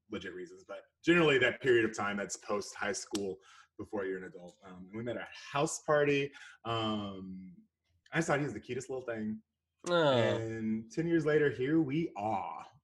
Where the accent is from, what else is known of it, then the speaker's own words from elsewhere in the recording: Houston, Texas, United States; now in Dallas, United States; Born and raised Houston, Texas. Uh, I was born in Houston, and I've been in Dallas for ten to twelve